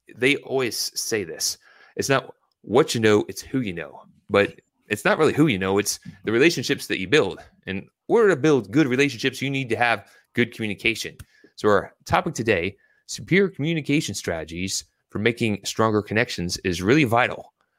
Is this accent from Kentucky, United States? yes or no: yes; Louisville, Kentucky, United States; also born or lived in Virginia Beach, Virginia; I was born in Virginia Beach, Virginia, but I was raised in Louisville, Kentucky